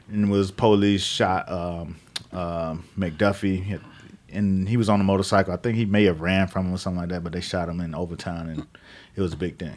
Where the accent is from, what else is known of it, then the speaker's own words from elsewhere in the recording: Miami, Florida, United States; I grew up in the Northwest side of Miami